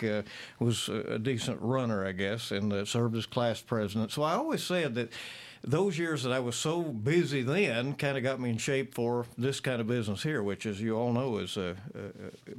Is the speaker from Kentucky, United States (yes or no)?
yes; Williamsburg, Kentucky, United States; now in Lexington, United States; went around Williamsburg, my hometown, and sold it on the streets on Saturday morning